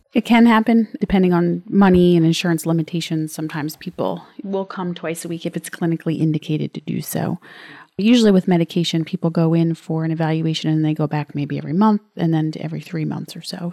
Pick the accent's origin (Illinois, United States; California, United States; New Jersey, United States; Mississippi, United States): New Jersey, United States; I'm from New Jersey.